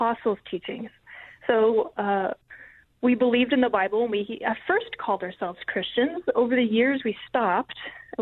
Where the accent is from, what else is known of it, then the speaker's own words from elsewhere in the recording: Albuquerque, New Mexico, United States; I grew up in Albuquerque, New Mexico